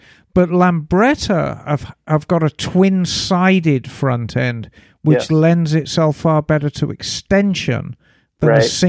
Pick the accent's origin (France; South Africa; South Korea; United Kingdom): South Africa; now in Australia; I grew up in South Africa, but like her, was also born in 1962. Love and own a Triumph and a Harley. And have lived abroad, in my case, Australia, for 3 decades.